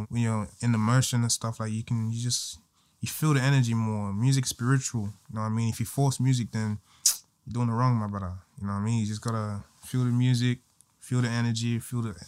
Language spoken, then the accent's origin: English; Sydney, New South Wales, Australia; also born or lived in Guinea / Tasmania; I was born in Guinea. I came here when I was 2, going on 3. And first place I came to, I think, was Tasmania or something. And then I just moved to Bankstown